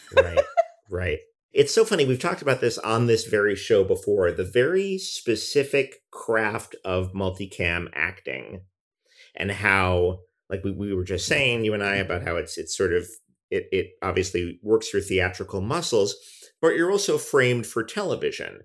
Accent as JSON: {"language": "English", "region": "New York", "country": "United States", "tie": "born or raised there", "said": "growing up in New York"}